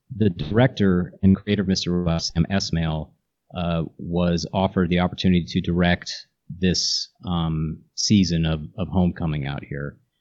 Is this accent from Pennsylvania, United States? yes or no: no; Morristown, New Jersey, United States; also born or lived in New York; I grew up in New Jersey